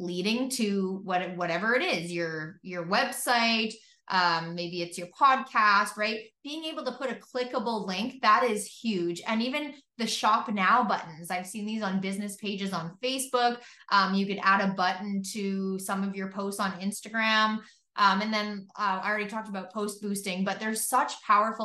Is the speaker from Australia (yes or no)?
no; Canada; I'm from Canada